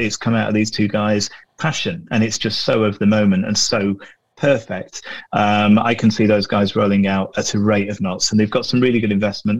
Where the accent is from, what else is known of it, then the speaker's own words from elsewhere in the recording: Glossop, East Midlands, United Kingdom; small, damp, inbred mill town that's my hometown out in the Pennines on the edge of Manchester in the, in the Peak District called Glossop